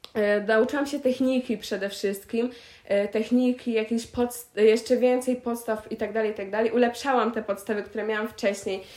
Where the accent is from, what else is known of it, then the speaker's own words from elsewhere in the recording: Pieniężno, Warmian-Masurian Voivodeship, Poland; do Pieniężna, mojego rodzinnego miasta